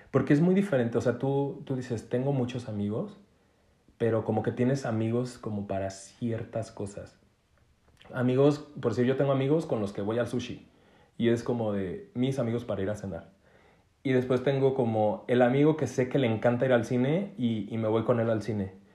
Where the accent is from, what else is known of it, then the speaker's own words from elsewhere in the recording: Mexico; soy mexicano